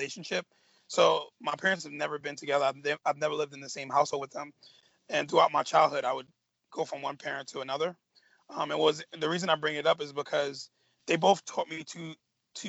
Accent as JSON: {"language": "English", "town": "New York City", "region": "New York", "country": "United States", "tie": "born or raised there", "also_born_or_lived": "Staten Island, New York", "said": "I'm born and raised in Brooklyn, New York"}